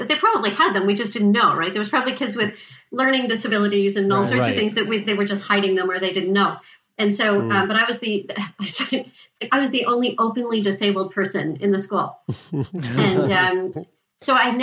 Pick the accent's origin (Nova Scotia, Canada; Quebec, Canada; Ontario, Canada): Quebec, Canada; Montreal; I lived in Montreal. I lived in LaSalle. We moved from LaSalle to Pancor, and I started a new school